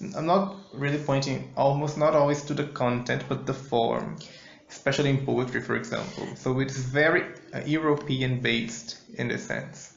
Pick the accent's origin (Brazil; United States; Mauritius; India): Brazil; Northeast Region; we are hosts from the northeastern region of Brazil